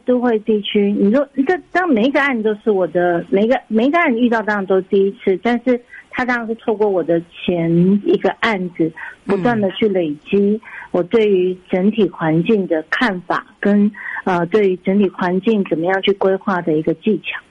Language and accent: Chinese; Taiwan; 我们都是台湾长大的一个，呃孩子